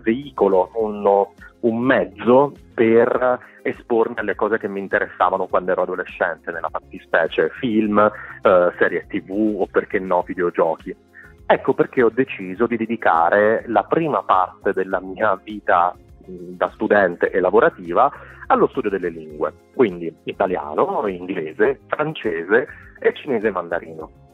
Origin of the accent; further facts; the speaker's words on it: Molise, Italy; first language Italian; moved away as an adult; also born or lived in Taiwan; now in Berlin, Germany; Io sono originario del Molise